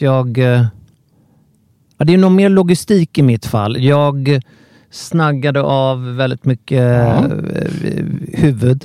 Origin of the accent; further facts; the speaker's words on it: Sweden; som svensk